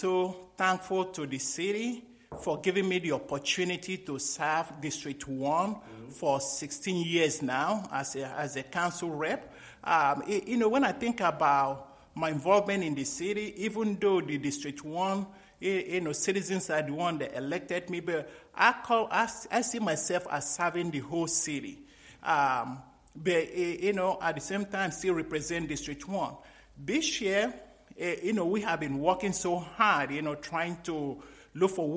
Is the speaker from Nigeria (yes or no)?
yes; Nigeria; moved away as an adult; also born or lived in Greece; now in United States; when I was growing up in Nigeria